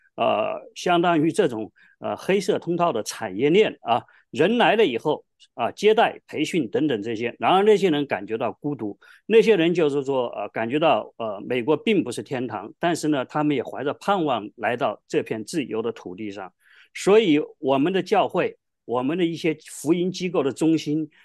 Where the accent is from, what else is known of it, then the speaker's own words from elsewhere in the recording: Hubei, China; moved away as an adult; also born or lived in Wuhan / California; now in United States; 我就从小跟着她在全湖北省去巡回芭蕾舞剧《白毛女》